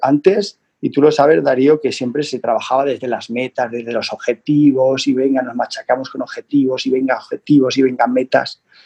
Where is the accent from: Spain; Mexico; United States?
Spain; the Pyrenees; yo soy del Pirineo